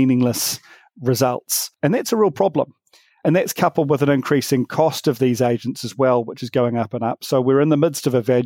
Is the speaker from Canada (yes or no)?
no; New Zealand; me from New Zealand